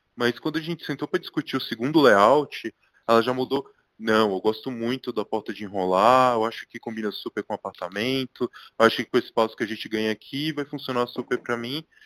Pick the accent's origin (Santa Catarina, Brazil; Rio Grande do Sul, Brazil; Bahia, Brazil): Bahia, Brazil; Licínio de Almeida; moved away as an adult; now in São Paulo, Brazil; eu sou de uma cidade minúscula do interior da Bahia, chamada Licinho de Almeida